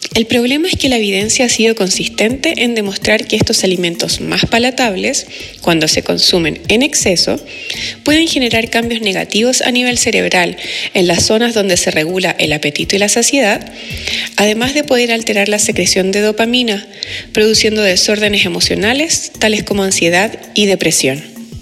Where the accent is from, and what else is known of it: Chile